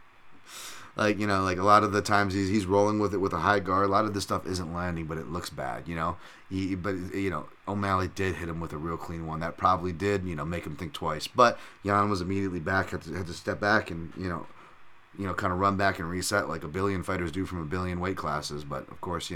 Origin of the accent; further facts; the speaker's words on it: United States; we're American and we live here and have family who sacrificed for this country